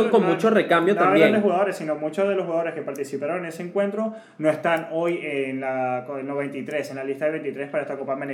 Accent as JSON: {"language": "Spanish", "country": "Venezuela", "said": "lo dice porque somos dos venezolanos este"}